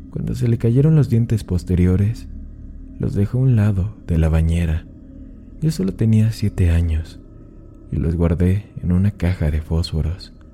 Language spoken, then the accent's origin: Spanish; Mexico; Yo, yo también soy de México y ella ama el contenido